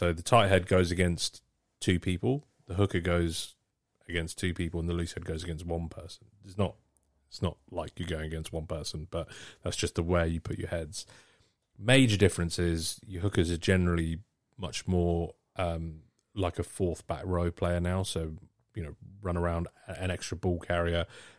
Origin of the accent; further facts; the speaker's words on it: Wales, United Kingdom; As I said, I'm Welsh.